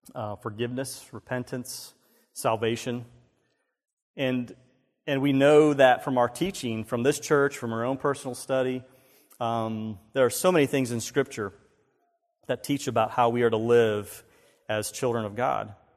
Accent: Myrtle Beach, South Carolina, United States; I grew up in Myrtle Beach

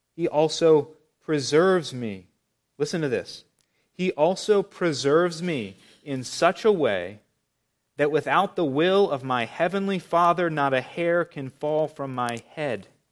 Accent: Charlotte, North Carolina, United States; growing up in Charlotte

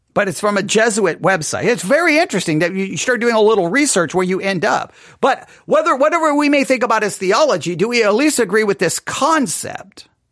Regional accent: Texas, United States; I'm from Texas

